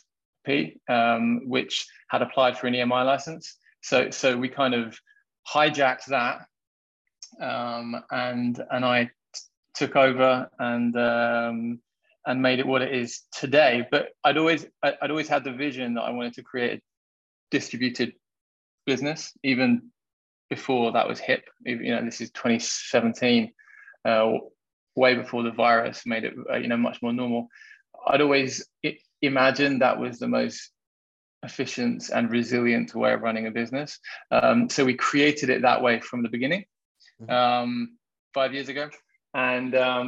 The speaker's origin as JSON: {"language": "English", "region": "London", "country": "United Kingdom", "moved": "yes", "lives_now": "Portugal", "said": "So I am English. I'm from London"}